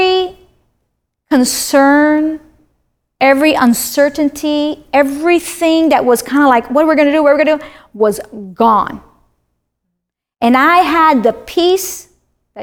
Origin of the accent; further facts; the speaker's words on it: Miami, Florida, United States; moved away as an adult; also born or lived in Wyoming; I'm from Miami